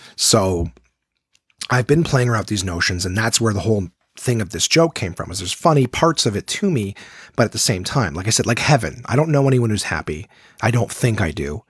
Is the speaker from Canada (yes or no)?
yes; Canada; If you see yourself as Canadian, well, it's like the whole country is mine. I've never been to most of it, but it's my home.